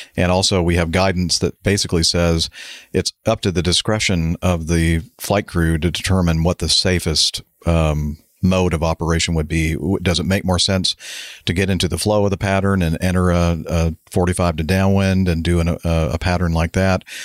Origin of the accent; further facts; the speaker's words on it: United States; I'm from America and I'm a cowboy